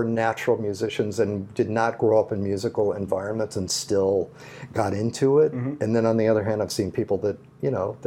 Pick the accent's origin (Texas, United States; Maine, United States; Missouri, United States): Missouri, United States; St. Louis; I grew up in St. Louis